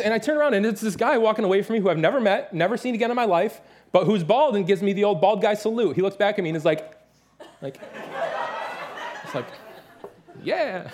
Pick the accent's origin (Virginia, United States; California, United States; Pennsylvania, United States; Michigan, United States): Michigan, United States; Detroit; moved away; I'm from the Detroit area